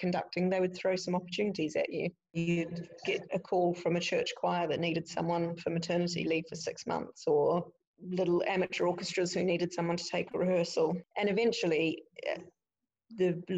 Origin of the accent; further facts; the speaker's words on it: Dunedin, Otago, New Zealand; moved away as an adult; now in Scotland, United Kingdom; I went back home to Dunedin, and which was my hometown